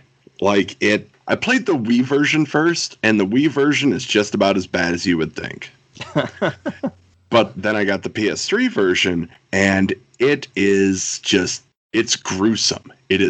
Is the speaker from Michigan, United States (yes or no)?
no; Wisconsin, United States; my home state of Wisconsin.